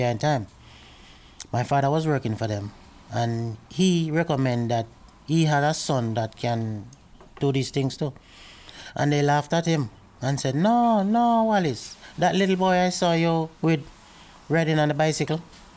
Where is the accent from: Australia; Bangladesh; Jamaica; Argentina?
Jamaica; also born or lived in Kingston, Jamaica / Port Antonio, Jamaica; now in Edmonton, Canada; I was born in Kingston, that's the capital of Jamaica.